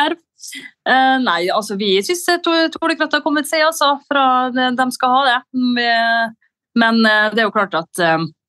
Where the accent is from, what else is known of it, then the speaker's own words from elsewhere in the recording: Molde, Møre og Romsdal, Norway; siden jeg er fra Molde og ikke fra Frena eller Hustadvika